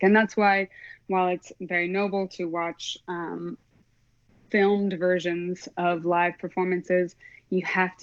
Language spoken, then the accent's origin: English; Oklahoma, United States; I am from Oklahoma. Yeah, born and raised. I lived in a suburb of Oklahoma City